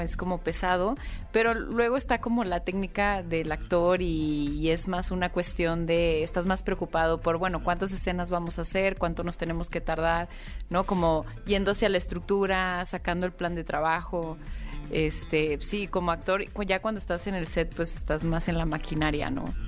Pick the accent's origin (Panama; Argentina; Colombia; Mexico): Mexico; Monterrey, Nuevo León; moved away as an adult; yo también soy de Monterrey y no, no había vuelto a trabajar allá. Yo empecé a hacer teatro allá en Monterrey